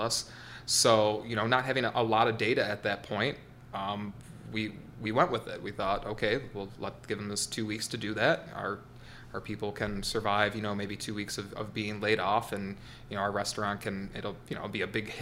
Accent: Lapeer, Michigan, United States; I wanted to return to my hometown. I grew up here, Lapeer, moved here when I was 11 years old

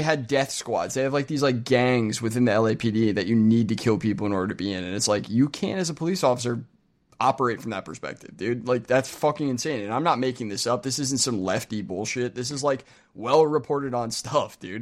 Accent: United States; speaking as an American

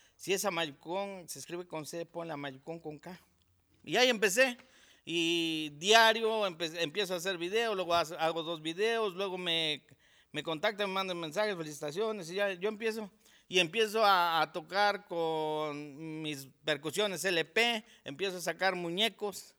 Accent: Amayuca, Morelos, Mexico; yo soy originario de Amayuca, aquí del municipio de Jantetelco

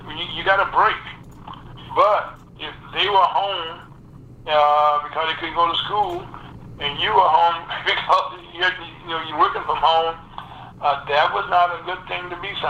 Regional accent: the South, United States; I came from the South, you know, I was down, you know, in the 60s, I, I experienced what it was like, you know, to live under Jim Crow

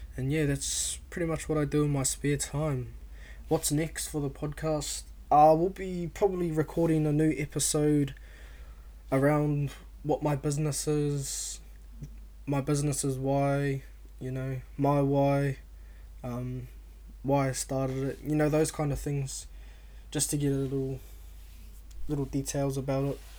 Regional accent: Auckland, New Zealand; I was born and raised in South Auckland, uh, Otara to be exact

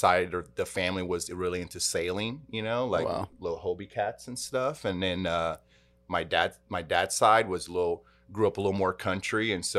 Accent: Salvador, Bahia, Brazil; born there; English is a second language; So, you know, I was born in Brazil, and I was really born in a city that's a huge metropolis in Brazil called Salvador.

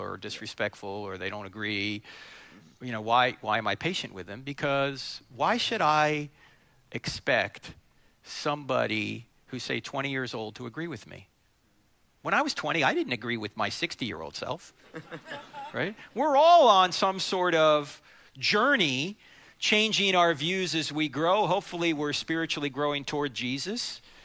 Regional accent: New Jersey, United States; I'm from New Jersey

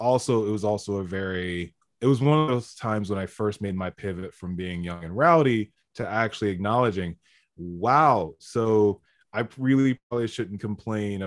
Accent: United States; I'm this American and I come from America

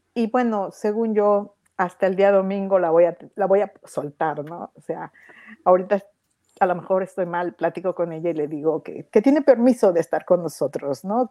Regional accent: Mexico; moved away as an adult; now in Toronto, Canada; soy de México, pero vivo en Toronto. Hace algunos años nos mudamos para acá.

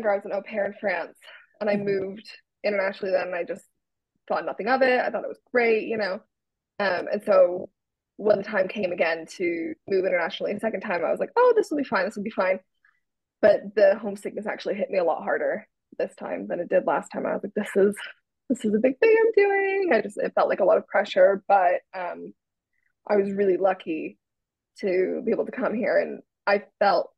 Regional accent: United States; moved away as an adult; now in United Kingdom; I'm from the States

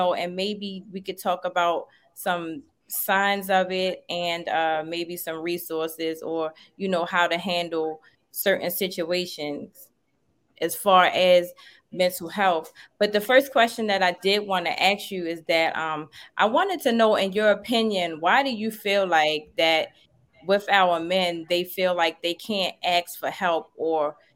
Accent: Baltimore, Maryland, United States; now in Atlanta, United States; I'm from Baltimore, like y'all, of course, you know that, but I'm in Atlanta now

